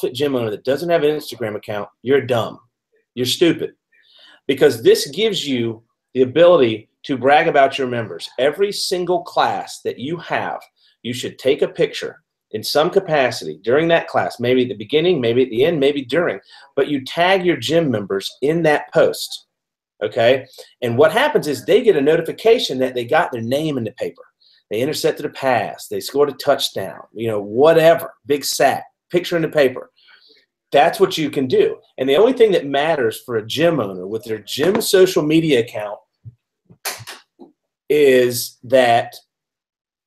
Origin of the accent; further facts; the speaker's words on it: Georgia, United States; now in Seattle, United States; I'm from Georgia originally. I live in Seattle now.